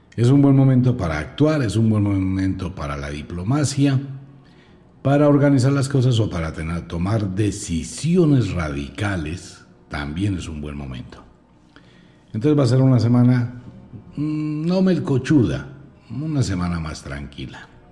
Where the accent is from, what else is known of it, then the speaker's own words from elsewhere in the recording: Colombia; soy colombiano